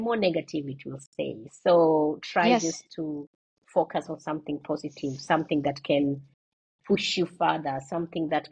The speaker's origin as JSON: {"language": "English", "country": "Kenya", "moved": "yes", "said": "I come from Kenya."}